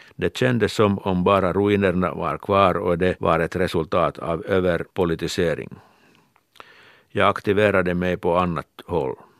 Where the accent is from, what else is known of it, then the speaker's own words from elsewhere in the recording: Kirkkonummi, Uusimaa, Finland; Jag har vuxit upp vid Finska vikens kust i Kyrkslätt